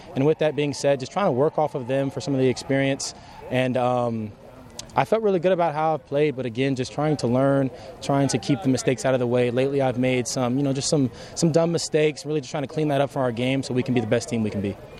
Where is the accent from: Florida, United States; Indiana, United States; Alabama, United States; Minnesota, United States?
Indiana, United States; New Albany; moved away as an adult; I grew up grew up in New Albany, Indiana, all my life.